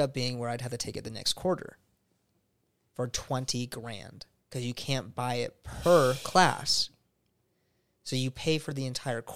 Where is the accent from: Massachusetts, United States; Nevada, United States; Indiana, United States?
Nevada, United States; Reno; moved away as an adult; also born or lived in San Diego, California; I came from Reno, Nevada